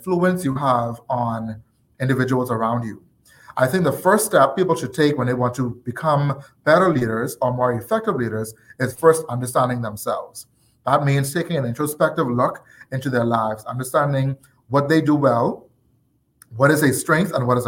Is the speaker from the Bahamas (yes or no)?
yes; Nassau, New Providence, Bahamas; I am born and raised in Nassau, Bahamas. I have been in this country all of my life.